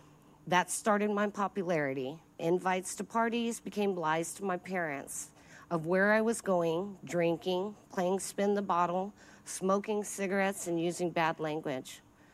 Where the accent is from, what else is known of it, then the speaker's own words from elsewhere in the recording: El Paso, Texas, United States; At age three, we relocated to El Paso, Texas, where my family settled for the next 15 years of my life.